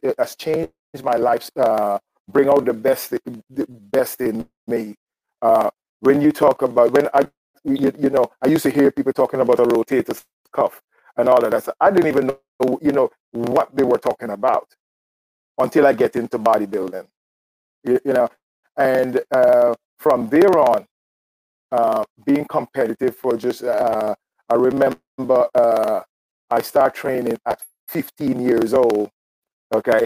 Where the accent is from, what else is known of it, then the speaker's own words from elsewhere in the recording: Guyana; now in United States; I'm from Guyana. I now reside in the United States.